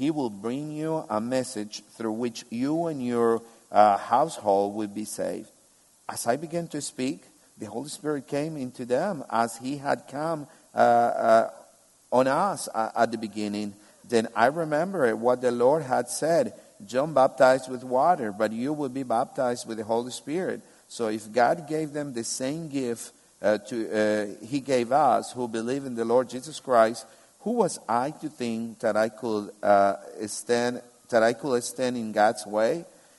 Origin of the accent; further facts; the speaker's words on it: Albania; English is a second language; I said, I'm from Kames. This is the town where I'm from, where I live. And they say, no, for real, where are you from? And I say, yeah, I'm from Albania. Don't you see? And they're like, yeah, you speak Albanian